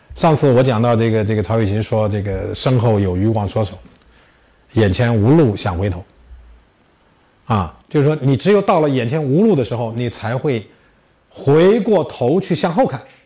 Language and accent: Chinese; China; 我们中国人